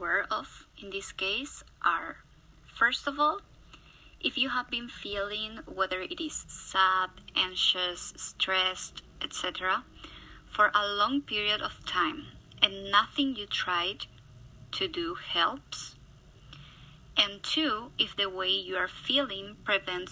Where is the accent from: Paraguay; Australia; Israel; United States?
Paraguay; moved away as an adult; now in Toronto, Canada; I'm from Paraguay, South America